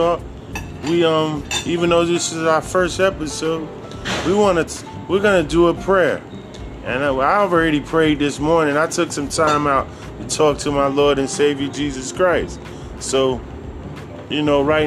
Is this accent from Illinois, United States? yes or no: no; Sarasota, Florida, United States; where I grew up at in Sarasota, Florida.